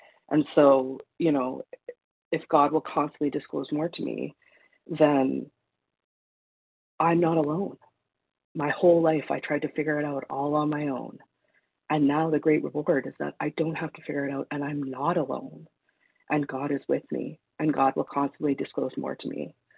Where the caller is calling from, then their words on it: Manitoba, Canada; Good morning. This is … from Manitoba, Canada.